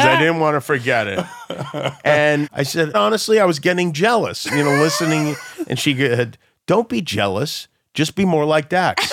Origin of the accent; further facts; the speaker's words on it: New York City, New York, United States; we're from Brooklyn